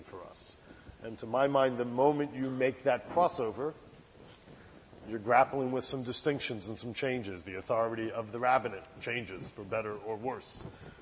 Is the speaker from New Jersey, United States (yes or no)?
yes; New Jersey, United States; the synagogue I grew up in New Jersey